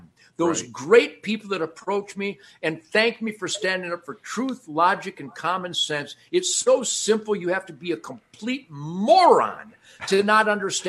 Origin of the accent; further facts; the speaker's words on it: Detroit, Michigan, United States; also born or lived in Redford, Michigan; And then we moved to Rosedale Park around 1959 when my sister Kathy was born, and that was 15963 Warwick.